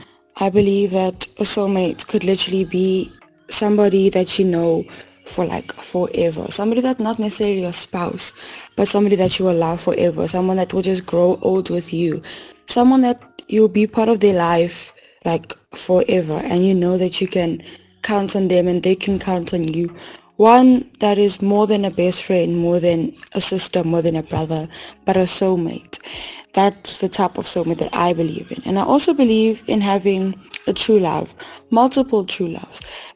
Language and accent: English; Pretoria, Gauteng, South Africa; I'm from Pretoria.